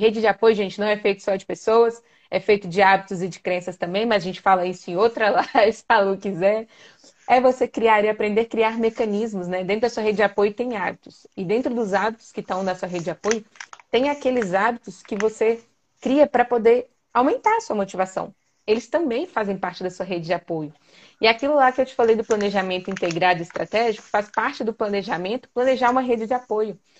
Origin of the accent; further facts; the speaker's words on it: Belo Horizonte, Minas Gerais, Brazil; Se tô saindo de Minas, tá, gente? Eu sou de BH.